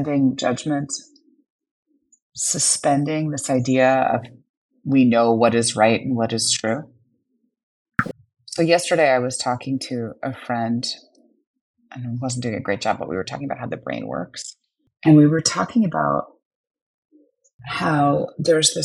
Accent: New York City, New York, United States; now in Napa Valley, United States; growing up in Brooklyn

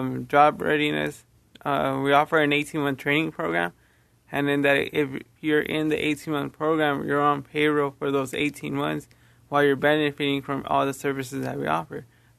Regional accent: Los Angeles, California, United States; I'm from Los Angeles, California.

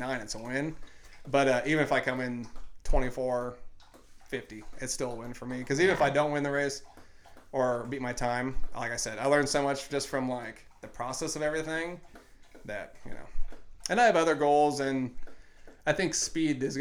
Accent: Indiana, United States; born or raised there

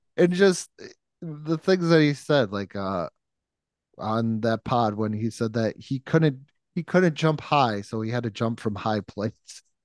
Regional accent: Western New York, United States; I grew up in Western New York

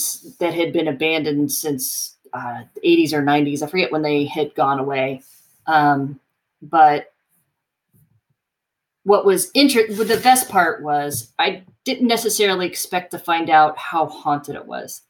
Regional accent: Cincinnati, Ohio, United States; moved away as an adult; also born or lived in Athens, Ohio; I grew up in the Cincinnati area

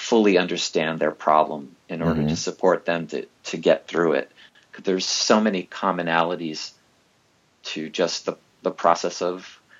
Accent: New York City, New York, United States; also born or lived in San Francisco Bay Area; now in Montana, United States; I was born in New York City

